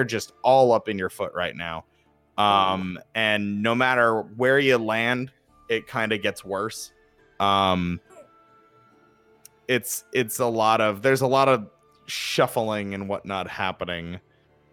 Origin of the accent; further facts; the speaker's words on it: New Jersey, United States; accent: Jersey; my Jersey accent